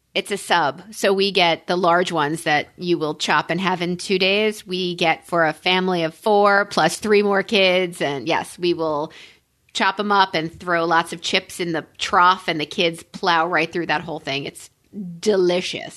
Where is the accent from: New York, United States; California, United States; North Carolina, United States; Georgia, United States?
New York, United States; I'm a New Yorker